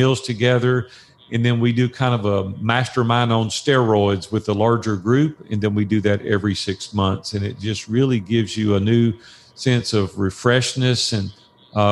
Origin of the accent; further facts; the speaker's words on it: Nashville, Tennessee, United States; that's my hometown